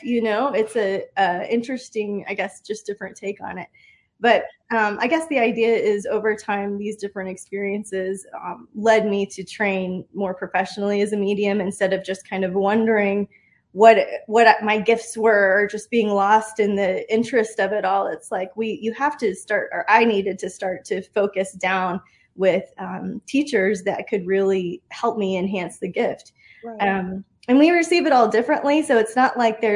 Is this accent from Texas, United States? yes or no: yes; Austin, Texas, United States; growing up in Austin